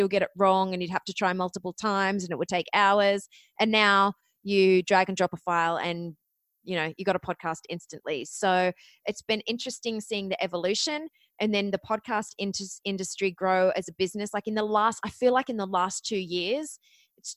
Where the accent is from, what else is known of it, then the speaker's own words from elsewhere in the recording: Australia; accent: Australian; moved away as an adult; also born or lived in Ohio, United States; you might notice from my accent, I am actually Australian, but I went to college in Ohio